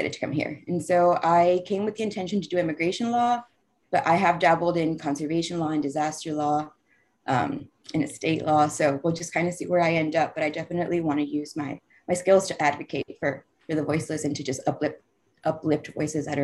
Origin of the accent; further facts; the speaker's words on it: Laredo, Texas, United States; moved away as an adult; also born or lived in Greensboro, North Carolina; now in Texas, United States; I was born and raised in Laredo, Texas, which is a little border town